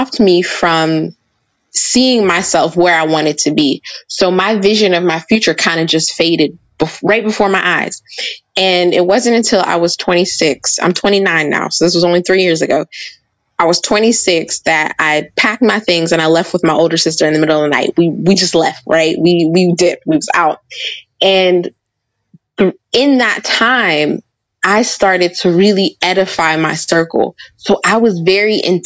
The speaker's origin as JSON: {"language": "English", "town": "Pittsburgh", "region": "Pennsylvania", "country": "United States", "tie": "born or raised there", "said": "I was born and raised in Pittsburgh"}